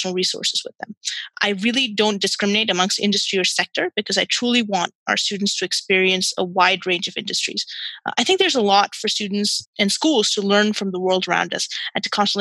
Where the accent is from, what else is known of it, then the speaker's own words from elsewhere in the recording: Qatar; I was born and raised in Qatar